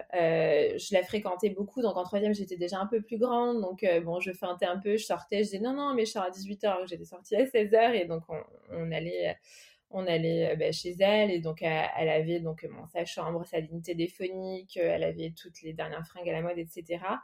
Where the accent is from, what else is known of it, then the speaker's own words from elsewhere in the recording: Paris, Île-de-France, France; moved away; also born or lived in Melgaço, Portugal; je suis née à Paris, donc en 1977. mes deux parents sont portugais.